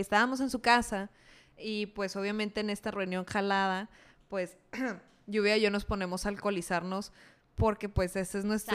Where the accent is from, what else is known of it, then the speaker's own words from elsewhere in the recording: Mexico; nos pasa mucho como mexicanos